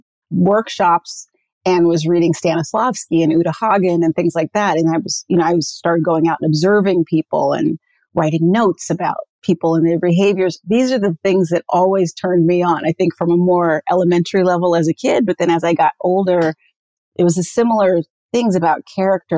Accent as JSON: {"language": "English", "town": "Santa Monica", "region": "California", "country": "United States", "tie": "born or raised there", "said": "I grew up in Santa Monica, California, beach baby."}